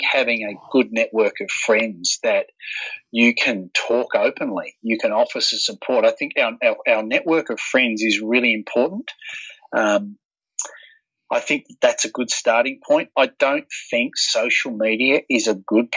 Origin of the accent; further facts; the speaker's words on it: Warrnambool, Victoria, Australia; being a young kid growing up in Warrnambool